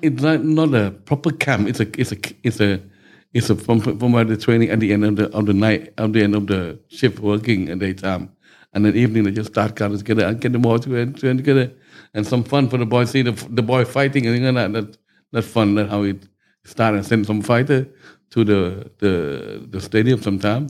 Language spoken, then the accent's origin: English; Bangkok, Thailand; I was born in Bangkok, mm. uh, 13th of June 1954. Okay, so uh, just local boy in Bangkok, growing up from back street